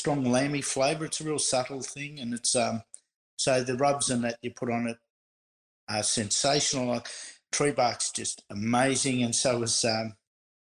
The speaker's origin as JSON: {"language": "English", "area": "Bomb Beach", "region": "Victoria", "country": "Australia", "tie": "born or raised there", "said": "I grew up in Bomb Beach in Victoria"}